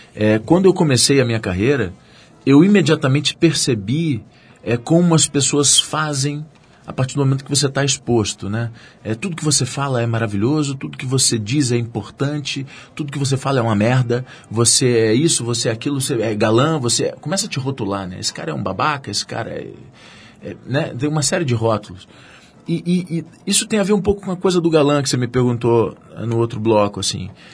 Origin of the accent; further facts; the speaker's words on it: Rio de Janeiro, Brazil; eu sou da Tijuca